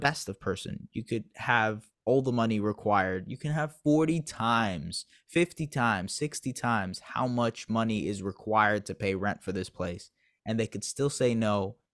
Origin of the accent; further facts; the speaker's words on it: Canada; I'm not saying that just as a Canadian